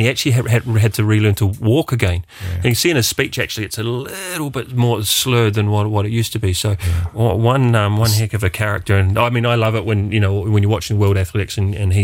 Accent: New Zealand; myself being a New Zealander

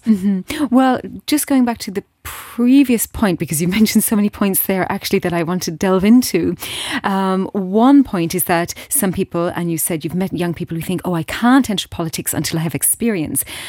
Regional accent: Steinsel, Luxembourg; in Steinsel, in my hometown

